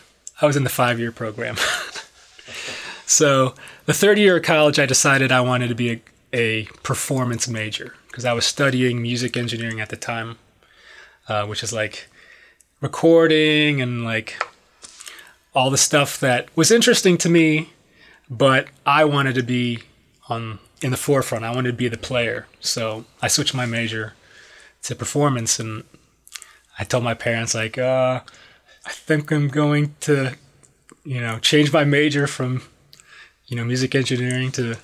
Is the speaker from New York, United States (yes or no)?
no; Detroit, Michigan, United States; moved away as an adult; also born or lived in Miami; I'm from Detroit, Michigan